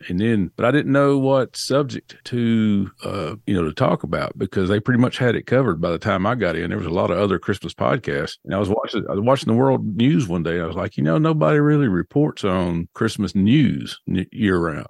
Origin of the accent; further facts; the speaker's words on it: Nashville, Tennessee, United States; accent: southern; I was born and raised in Nashville, Tennessee, but all my family was from the western part of the state of Tennessee